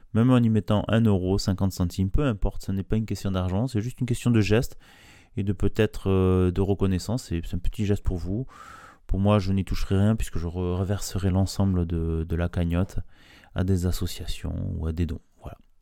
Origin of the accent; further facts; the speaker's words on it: France; en, tant que Français